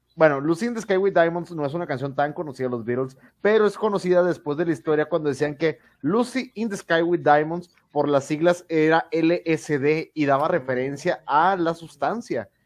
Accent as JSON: {"language": "Spanish", "country": "Mexico", "said": "soy mexicano"}